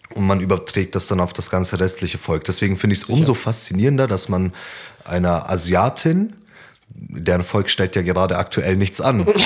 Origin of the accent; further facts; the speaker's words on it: Turkey; ich jetzt stolz darauf {S1} bin, Türke zu sein, dafür habe ich doch nichts geleistet.